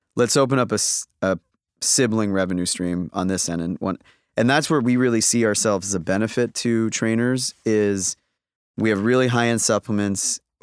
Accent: Toronto, Ontario, Canada; I'm from Toronto.

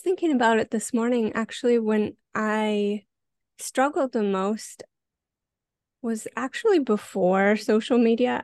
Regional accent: Montana, United States; moved away as an adult; now in Vancouver, Canada; I grew up in Montana, uh, very rural area

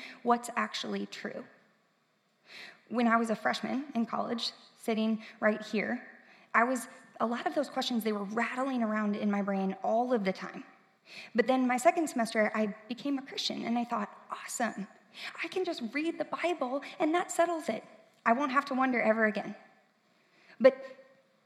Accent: St. Louis, Missouri, United States; moved away as an adult; now in Columbia, United States; I am from St. Louis. I grew up there

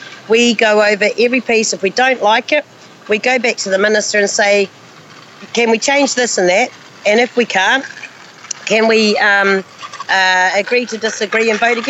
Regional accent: Christchurch, Canterbury, New Zealand; moved away; when I was born, I grew up in Christchurch, and I was one of three Māori students in my school.

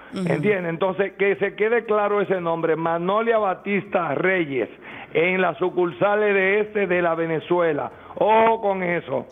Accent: Distrito Nacional, Dominican Republic; yo soy del distrito, pero tengo familia

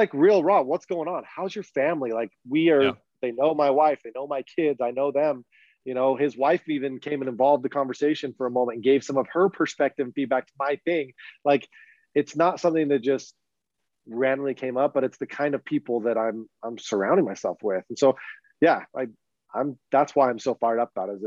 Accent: Utah, United States; I grew up in Utah

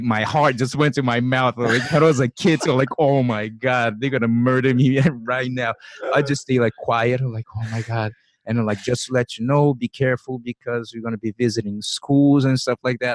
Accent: Brazil; moved away as an adult; I grew up in Brazil. I lived 24 years of my life there

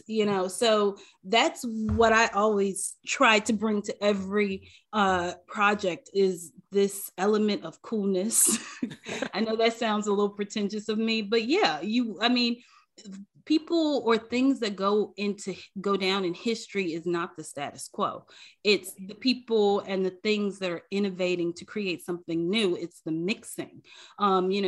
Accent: Chicago, Illinois, United States; moved away; growing up in Chicago, you know, like, I didn't grow up in the suburbs. I grew up in the city.

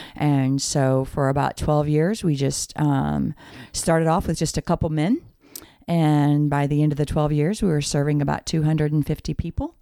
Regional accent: St. Charles, Missouri, United States; also born or lived in Ferguson, Missouri; I was born and raised in St. Charles, um, Missouri

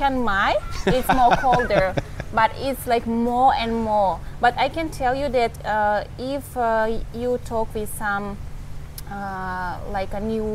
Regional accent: Kyrgyzstan; English is a second language; moved away as an adult; also born or lived in Siberia, Russia; now in Thailand; Originally, I'm from Republic of Kyrgyzstan, but I was born in Russia

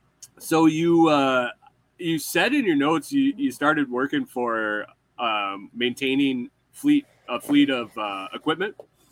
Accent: Corning, New York, United States; moved away; I grew up in Western New York, like I said, near Corning, New York, where like Corning Glass, Corning Incorporated.

